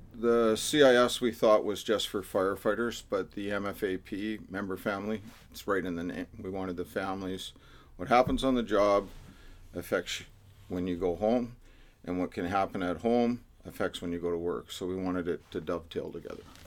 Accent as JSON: {"language": "English", "town": "Vancouver", "region": "British Columbia", "country": "Canada", "tie": "born or raised there", "lives_now": "Delta, Canada", "said": "I grew up in Vancouver. But as soon as we got old enough to get married and buy property, we couldn't afford Vancouver, so we'd move out to the burbs. So I end up in Delta"}